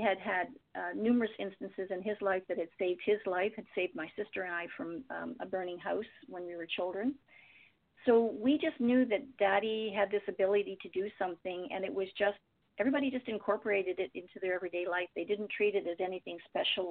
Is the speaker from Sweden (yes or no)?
no; Windsor, Ontario, Canada; I grew up in Windsor